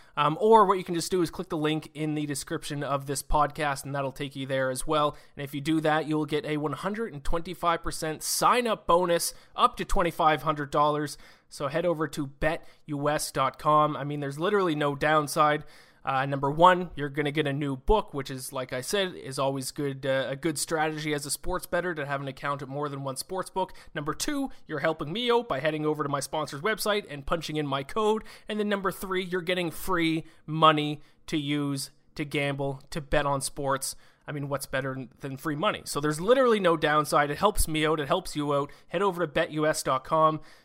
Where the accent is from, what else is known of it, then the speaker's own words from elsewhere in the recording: Canada; I, I'm Canadian. I, I live in Canada